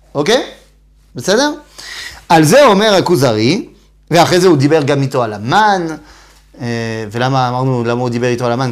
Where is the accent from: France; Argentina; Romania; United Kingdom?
France; Metz, Grand Est; moved away; אני בא ממץ, נכון? זה עיר, זה עיר בצפון מזרח צרפת